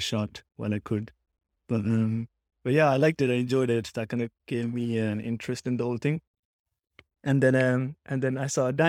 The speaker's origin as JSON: {"language": "English", "town": "Cork", "region": "Munster", "country": "Ireland", "said": "I guess I'm from Ireland. I'm from Cork"}